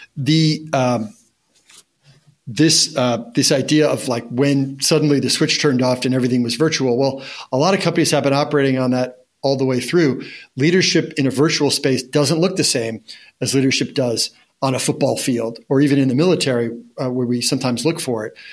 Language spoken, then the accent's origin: English; Monmouth County, New Jersey, United States; I grew up in Monmouth County, New Jersey